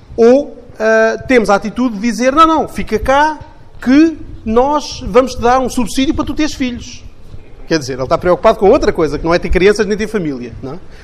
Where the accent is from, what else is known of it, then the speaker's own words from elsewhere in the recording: Portugal; enquanto portugueses